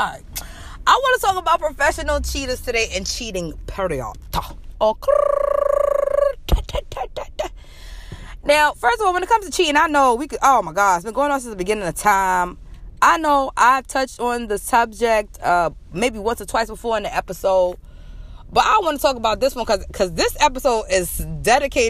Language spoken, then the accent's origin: English; New York, United States; I'm still in my home state of New York